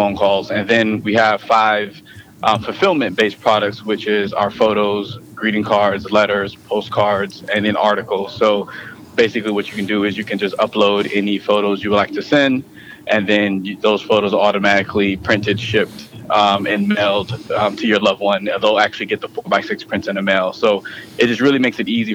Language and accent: English; St. Petersburg, Florida, United States; moved away; also born or lived in Brooklyn, New York / Las Vegas; I was born in Brooklyn, New York. I was raised down south in St. Petersburg, Florida